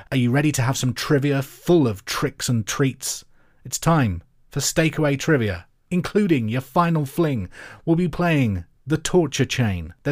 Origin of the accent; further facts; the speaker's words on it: Scotland, United Kingdom; Me being Scottish feels like I need to defend them.